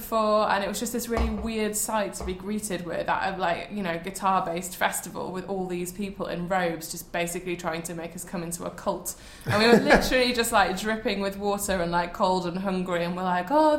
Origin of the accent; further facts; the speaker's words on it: the North, the north of England, United Kingdom; I'm from the North, so I can say that.